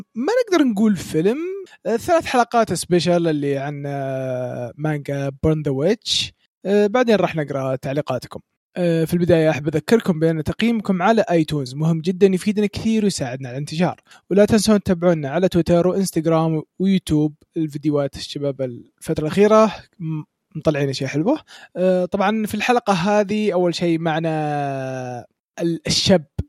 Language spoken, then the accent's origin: Arabic; Saudi Arabia; عندنا في السعوديه